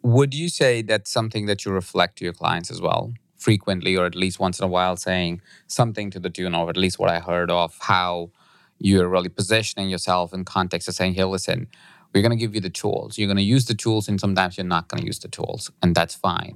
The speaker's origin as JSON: {"language": "English", "country": "India", "tie": "born or raised there", "moved": "yes", "said": "I grew up in India"}